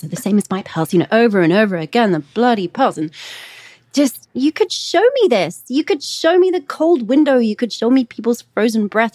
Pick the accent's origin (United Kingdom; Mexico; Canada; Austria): United Kingdom; England; moved away; I grew up in England.